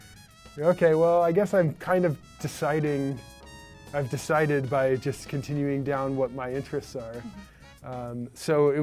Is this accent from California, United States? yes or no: yes; Ojai, California, United States; moved away as an adult; now in Brooklyn, United States; I grew up in Southern California in a little town called Ojai, which is north of Los Angeles